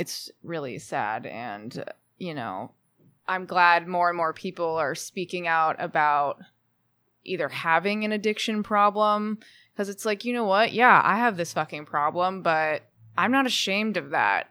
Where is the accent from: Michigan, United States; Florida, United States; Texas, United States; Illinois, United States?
Texas, United States; Houston; moved away as an adult; also born or lived in Austin, Texas / Nashville, Tennessee; now in Los Angeles, United States; I'm from Texas originally.